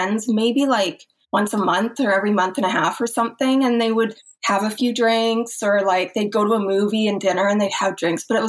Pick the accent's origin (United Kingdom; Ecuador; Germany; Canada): Canada; Edmonton, Alberta; moved away as an adult; So I grew up in Canada, in Western Canada, a place called Edmonton, which is in Alberta. I lived there until I was 20